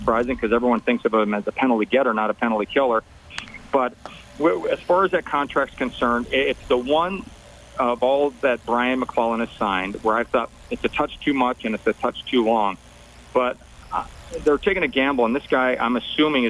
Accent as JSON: {"language": "English", "country": "Canada", "said": "as a Canadian"}